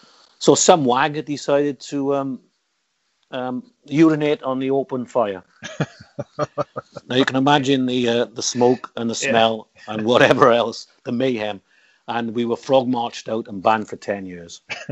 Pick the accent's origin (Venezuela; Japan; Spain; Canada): Spain; Barcelona, Catalonia; I'm from Barcelona.